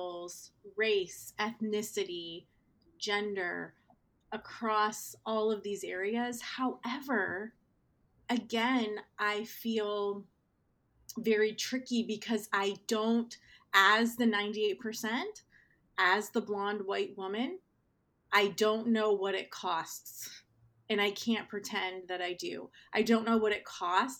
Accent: Northeast Ohio, United States; I grew up in Northeast Ohio, which is a steel mill town

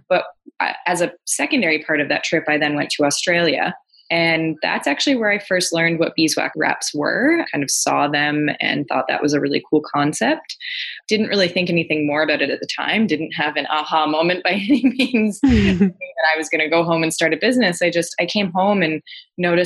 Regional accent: Ontario, Canada; now in Vancouver Island, Canada; I'm from Ontario originally. I now live out on Vancouver Island in BC.

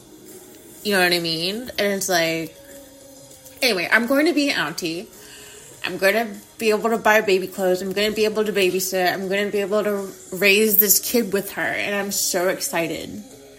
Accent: United States; I'm fucking American

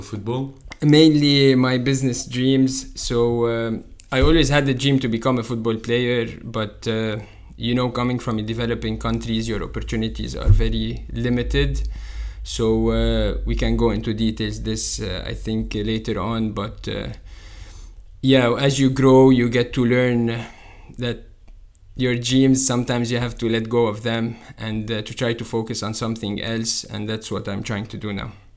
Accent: Lebanon; moved away as an adult; now in Paris, France; I come from uh, Lebanon

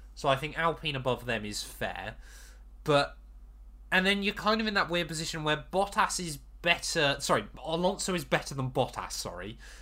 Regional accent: United Kingdom; as we're British

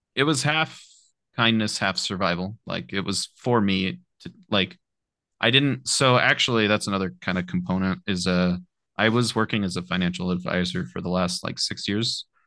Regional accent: Apple Valley, California, United States; also born or lived in Murray, Utah; raised in Apple Valley, California, which is uh, near Victorville

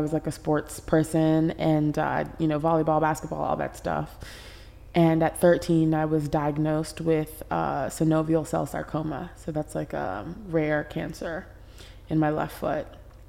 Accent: Paris, Île-de-France, France; born there; So I was born in Paris, France.

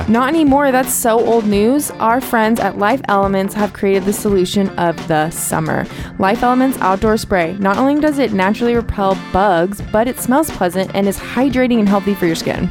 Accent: Ojai, California, United States; being from Ojai

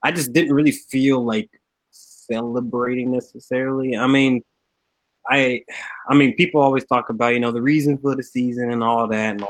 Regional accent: Atlanta, Georgia, United States; now in Alaska, United States; I am originally from Atlanta, but uh, I'm, I'm I'm hailing right now from the great cold state of Alaska.

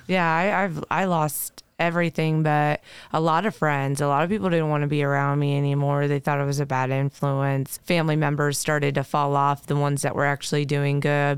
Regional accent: Decatur, Indiana, United States; born and raised in Decatur, Indiana

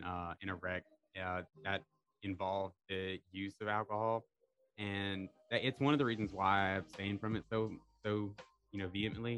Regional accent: Bay Minette, Alabama, United States; I'm a local from Bay Minette.

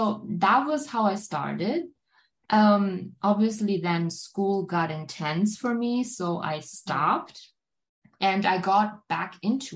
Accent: Germany; first language German; English is a second language; here in Germany

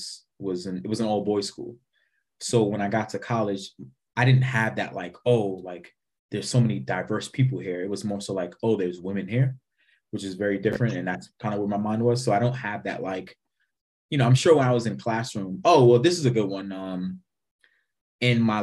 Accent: New York, United States; also born or lived in Wisconsin / Jamaica; I loved being from New York.

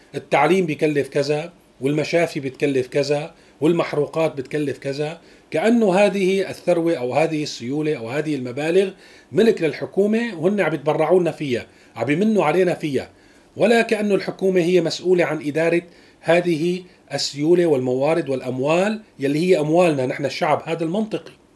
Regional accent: Syria; نحن اليوم كسوريين

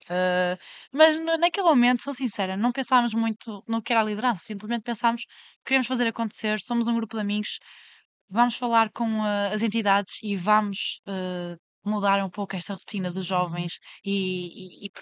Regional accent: Vila Meã, Porto District, Portugal; moved away as an adult; now in Lisbon, Portugal; eu venho de Vila Meá, hum, uma localidade com uma população hum, envelhecida

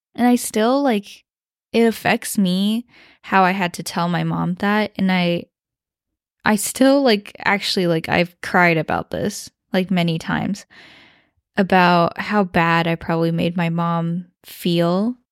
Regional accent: West Lafayette, Indiana, United States; accent: Midwest twang; first language Mandarin; I grew up uh, in West Lafayette, Indiana, because my dad was studying at Purdue University

